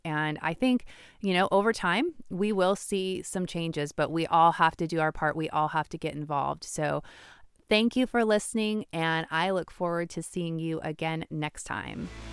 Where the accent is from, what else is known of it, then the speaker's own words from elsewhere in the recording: United States; also born or lived in Washington (state); as the American people